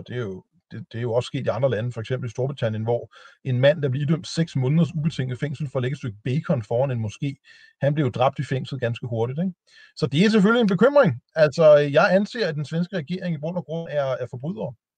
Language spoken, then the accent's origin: Danish; Denmark; jeg er jo dansker